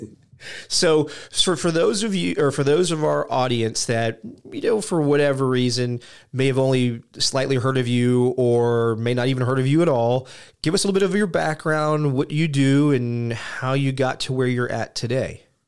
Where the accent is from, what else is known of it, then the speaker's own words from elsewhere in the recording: United States; moved away as an adult; also born or lived in Europe; being an American, you know, I lived in Europe from, uh, it was basically ninety-six-ish to a little after two thousand